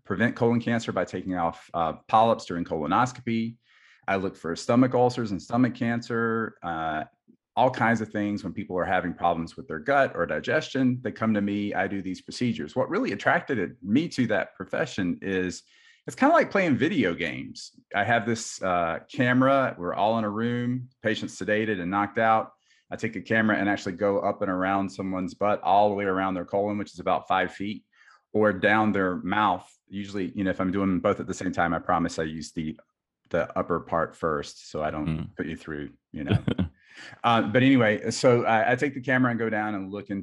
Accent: South Carolina, United States; moved away as an adult; also born or lived in Minnesota; I grew up in South Carolina

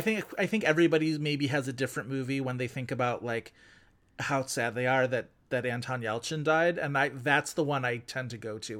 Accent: Buffalo, New York, United States; Buffalo, New York, which is my hometown

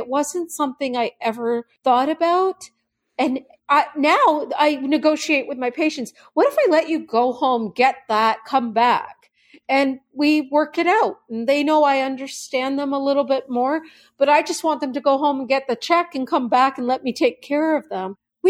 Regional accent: Canada; now in United States; I came here as a Canadian. I didn't understand all of that.

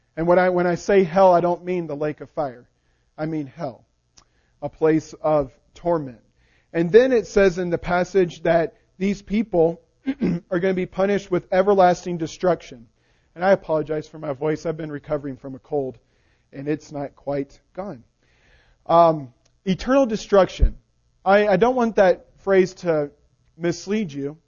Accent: the South, United States; I'm from the South

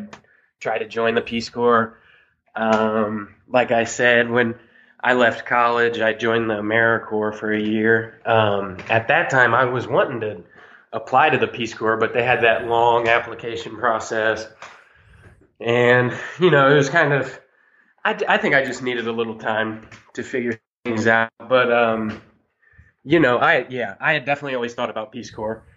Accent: Ohio, United States; also born or lived in Vanuatu; I'm from Ohio. I'm an Ohio boy. I'm 28. I went to school in Ohio.

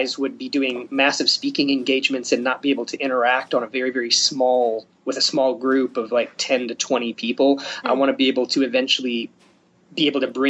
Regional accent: Upper Michigan, United States; now in Springfield, United States; my home state, up in Upper Michigan.

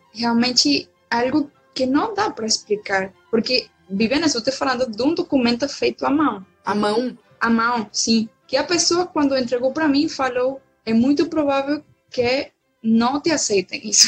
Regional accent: Valencia, Carabobo, Venezuela; Portuguese is a second language; moved away as an adult; now in Salvador, Brazil; o núcleo de onde eu sou, que é do meu estado, Valência

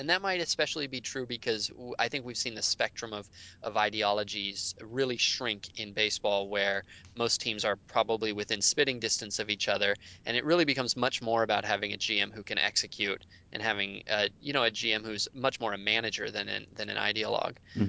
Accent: San Francisco Bay Area, California, United States; born or raised there

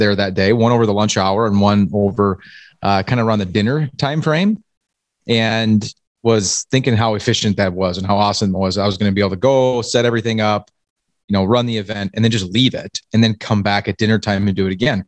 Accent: Iowa, United States; now in Minnesota, United States; I grew up in Iowa, and in Iowa they spell hockey wrestling

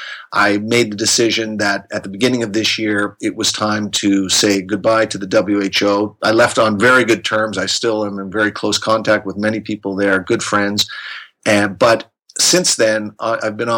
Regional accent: Canada; moved away as an adult; now in Geneva, Switzerland; I am from Canada, but I have been living in Geneva, Switzerland since 1998.

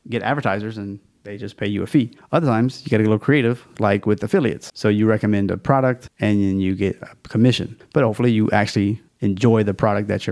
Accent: Louisiana, United States; It's my home state

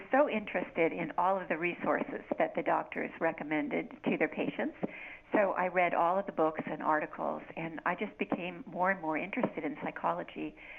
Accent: United States; moved away as an adult; now in Canada; I'm basically a suburban girl. I came from the States, and I have always lived around a big city. My father always worked in a big city like New York City or Los Angeles, Detroit, and now I'm living in a little hamlet in Ontario

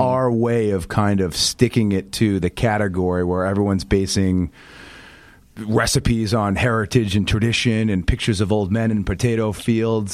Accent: outside Boston, Massachusetts, United States; now in New York, United States; I'm a Northeaster, born and raised, grew up right, right outside Boston

